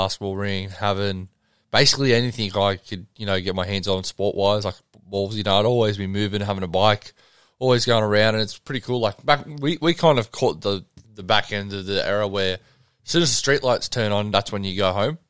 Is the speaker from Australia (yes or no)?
yes; Sydney, New South Wales, Australia; Quakersfield, so Sydney. I've lived there my whole life.